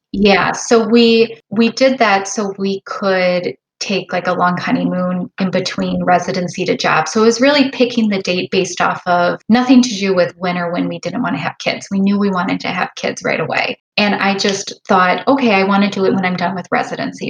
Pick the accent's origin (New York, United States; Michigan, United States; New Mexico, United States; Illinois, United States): Illinois, United States; Chicago area; I am a hospitalist just outside of Chicago. My husband and I grew up here